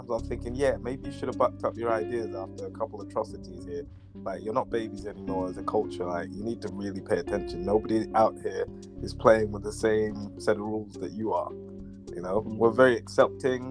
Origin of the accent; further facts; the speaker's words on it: London, United Kingdom; I was born in Northwest London. I'm British